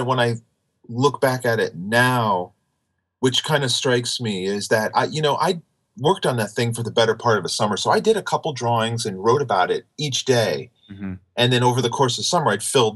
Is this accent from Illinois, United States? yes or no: no; Florida, United States; I grew up in Florida